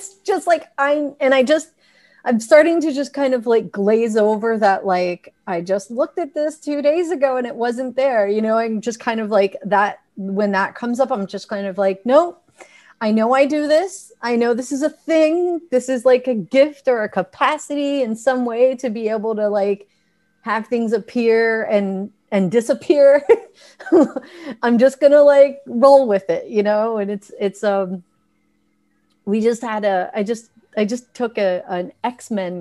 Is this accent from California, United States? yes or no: no; New York, United States; I come from the Italian New York background